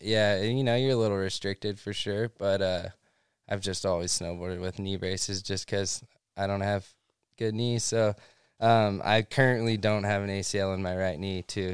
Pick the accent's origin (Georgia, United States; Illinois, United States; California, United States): California, United States; Central; moved away as an adult; now in Southern California, United States; I grew up in Central California.